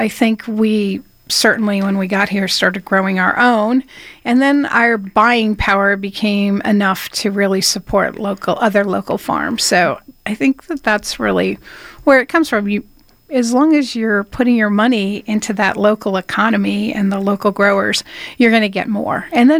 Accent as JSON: {"language": "English", "region": "Connecticut", "country": "United States", "tie": "born or raised there", "moved": "yes", "said": "So we grew up in Connecticut. But in 92, we moved back to her farm and started cultivating it for hopefully a restaurant, which we opened in 93."}